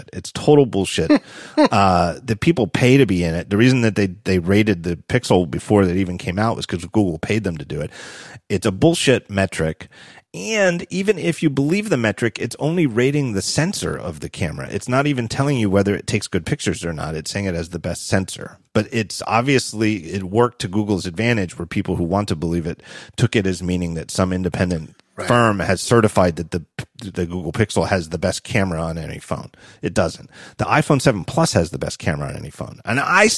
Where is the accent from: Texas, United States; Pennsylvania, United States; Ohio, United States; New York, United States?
Pennsylvania, United States; Philadelphia; as a Philadelphian